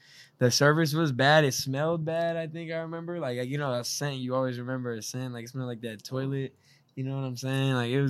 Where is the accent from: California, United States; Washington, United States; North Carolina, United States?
California, United States; Stockton; we're from Stockton